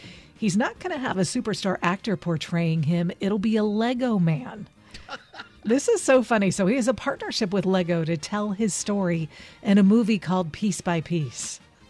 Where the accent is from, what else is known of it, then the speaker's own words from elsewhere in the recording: Pittsburgh, Pennsylvania, United States; growing up in Pittsburgh.